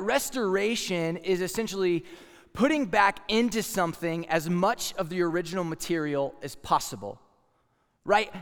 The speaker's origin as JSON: {"language": "English", "region": "Texas", "country": "United States", "said": "I'm from Texas, and a lot of times people from Texas have some state pride"}